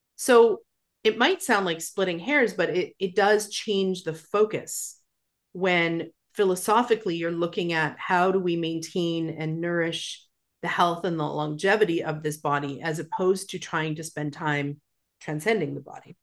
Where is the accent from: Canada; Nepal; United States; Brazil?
Canada; Calgary, Alberta; moved away as an adult; now in Victoria, Canada; when I moved to Victoria from Calgary, Alberta, which is where I'm from